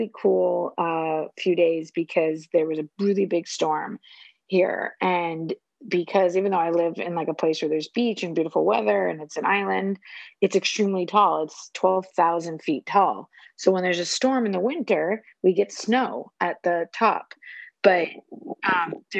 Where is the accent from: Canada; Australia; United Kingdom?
Canada; moved away; growing up in Canada who like lived through like minus 30 winters